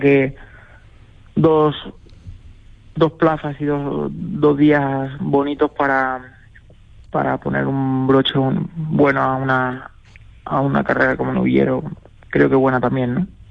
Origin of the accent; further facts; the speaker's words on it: Toledo, Castilla-La Mancha, Spain; aquí en España, en, Toledo, en, mi tierra